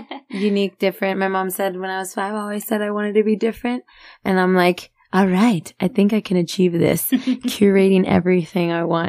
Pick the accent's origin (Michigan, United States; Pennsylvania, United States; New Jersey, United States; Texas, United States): Texas, United States; Magnolia Park; I'm a girl from the barrio. I'm from Magnolia Park.